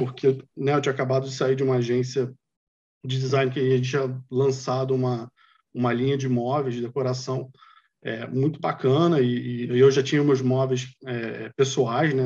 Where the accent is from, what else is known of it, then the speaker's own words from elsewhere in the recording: Rio de Janeiro, Brazil; moved away as an adult; also born or lived in Vietnam / China / Canada; eu sou do Rio